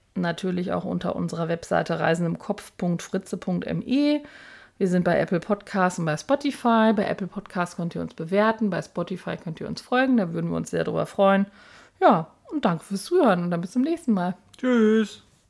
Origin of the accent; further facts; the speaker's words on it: Münster, North Rhine-Westphalia, Germany; wir kommen aus Münster